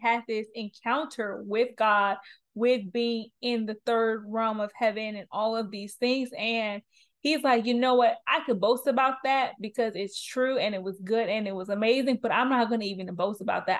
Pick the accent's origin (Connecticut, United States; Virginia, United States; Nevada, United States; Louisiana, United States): Louisiana, United States; New Orleans; I'm from New Orleans, I'm this age